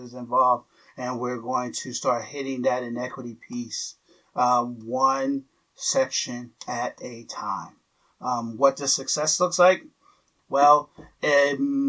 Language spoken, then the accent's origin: English; Philadelphia, Pennsylvania, United States; I grew up in Philadelphia